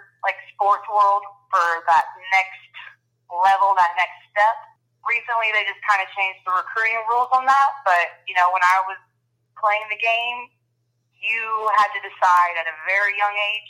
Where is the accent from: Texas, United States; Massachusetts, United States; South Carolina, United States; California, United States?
Texas, United States; moved away as an adult; also born or lived in Louisiana; I'm from Texas